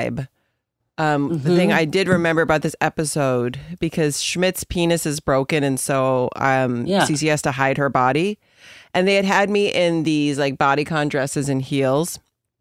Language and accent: English; Canada; I'm Canadian.